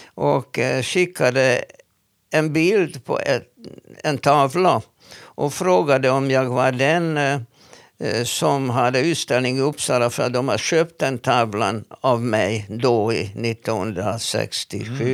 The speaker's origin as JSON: {"language": "Swedish", "country": "Hungary", "tie": "born or raised there", "first_language": "Hungarian", "second_language": "Swedish", "moved": "as an adult", "lives_now": "Sweden", "said": "Jag är född i Ungern och äh, har uppvuxit där eh, och lyckades komma till Sverige när jag var nästan 30 år gammal"}